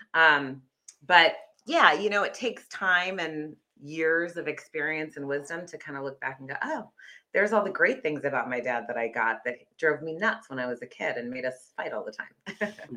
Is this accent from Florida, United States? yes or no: no; Fremont, California, United States; I was born in the Bay Area. I actually born in Fremont